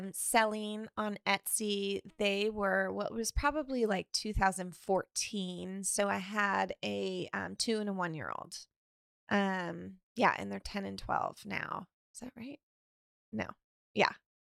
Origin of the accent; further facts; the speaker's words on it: Sonoma, California, United States; Oh, I'm from Sonoma, California.